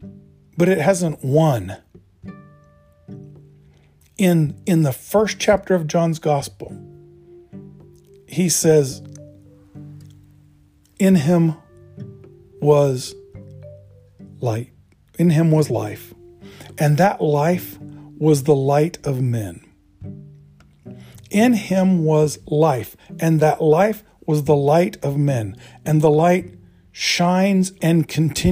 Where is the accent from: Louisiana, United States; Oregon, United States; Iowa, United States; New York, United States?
Oregon, United States; I grew up in Oregon in the 60s.